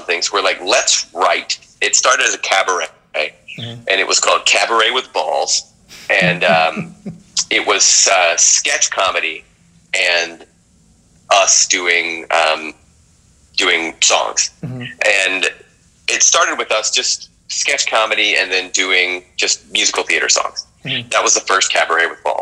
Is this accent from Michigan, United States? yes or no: no; North Carolina, United States; moved away; I grew up in North Carolina. I did work with my hands. I did come from the woods.